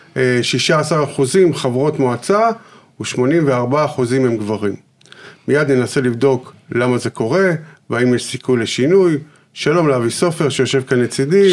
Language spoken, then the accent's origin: Hebrew; Yeruham, Southern District, Israel; אני גדלתי בירוחם